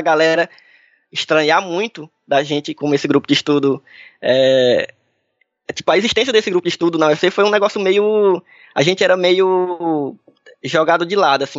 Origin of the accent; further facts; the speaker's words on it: Brazil; a gente como brasileiro aqui